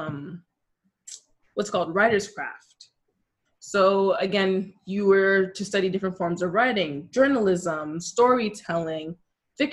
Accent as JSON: {"language": "English", "town": "Toronto", "region": "Ontario", "country": "Canada", "tie": "born or raised there", "said": "I'm from Toronto, born and raised, but of Jamaican descent"}